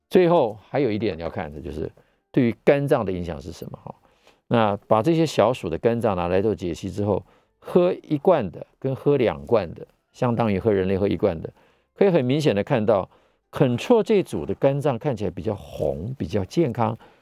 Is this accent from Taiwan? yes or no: yes; Taiwan; 我们台湾人